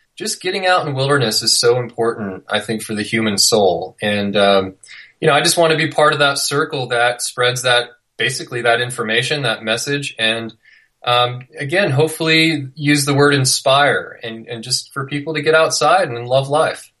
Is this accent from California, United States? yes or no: yes; near Yosemite National Park, California, United States; also born or lived in Little Cottonwood Canyon, Utah; now in Utah, United States; I grew up near Yosemite National Park